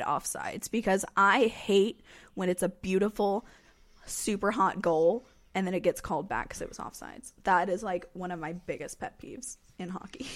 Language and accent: English; North Carolina, United States; I'm from North Carolina.